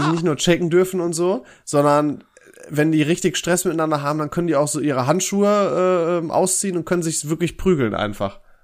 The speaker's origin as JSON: {"language": "German", "country": "Germany", "said": "als Deutscher"}